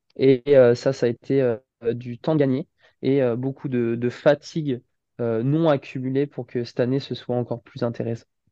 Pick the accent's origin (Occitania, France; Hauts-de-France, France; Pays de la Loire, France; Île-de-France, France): Pays de la Loire, France; Saint-Nazaire; also born or lived in Nantes / Paris / Dinard / Rennes; je suis de Nantes à la base et j'ai grandi à Saint-Nazaire depuis pratiquement 25, même pratiquement 26 ans.